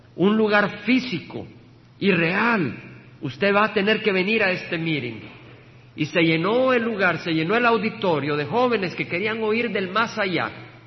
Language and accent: Spanish; El Salvador; moved away as an adult; Recuerdo dejar el país que amo, El Salvador. Estudié ingeniería con el deseo de ministrar y servir en la tecnología de mi país